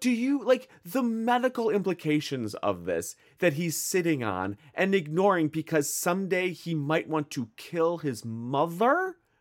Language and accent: English; Midwest, United States; accent: Midwestern; I am from the Midwest